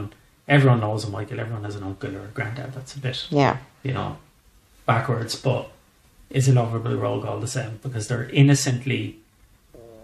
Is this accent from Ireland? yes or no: yes; west of Ireland, Ireland; accent: West of Ireland